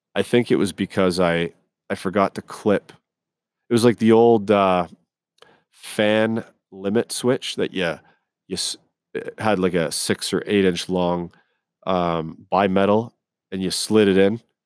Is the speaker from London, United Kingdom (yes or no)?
no; Scotland, United Kingdom; now in Canada; I was born in Scotland overseas. Okay. So I've grown up around Scottish, English, Irish.